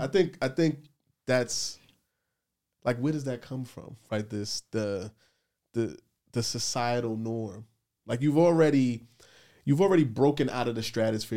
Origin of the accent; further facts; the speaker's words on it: New York City, New York, United States; I grew up in the Bronx